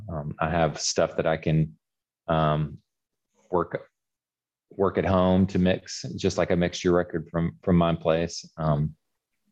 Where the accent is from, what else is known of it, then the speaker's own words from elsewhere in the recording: Memphis, Tennessee, United States; also born or lived in Wilmington, North Carolina; now in Mississippi, United States; I was born in Wilmington, North Carolina. My dad was in the Air Force at the time, but they're all from here. And I only lived there briefly. But yes, I grew up in the Memphis area. I live actually just south of Memphis in Mississippi.